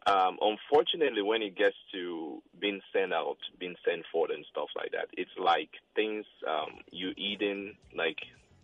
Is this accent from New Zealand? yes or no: no; South Africa; moved away; I'm originally from South Africa